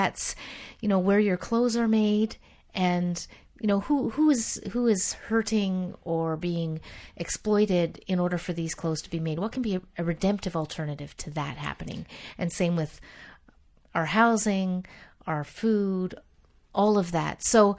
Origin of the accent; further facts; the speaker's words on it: Canada; I grew up in the Dutch Reformed tradition in Canada, Calvinist tradition